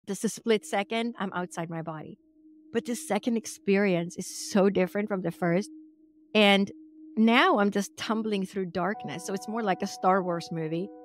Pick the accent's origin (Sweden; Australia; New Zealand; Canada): Sweden; English is a second language; moved away; I was actually born and raised in Sweden, which is in Scandinavia or Northern Europe.